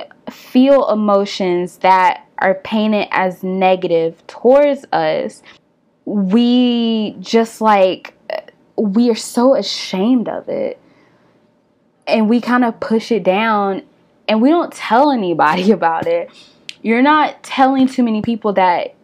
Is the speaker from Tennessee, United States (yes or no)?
yes; Nashville, Tennessee, United States; I'm from Tennessee, I'm from Nashville.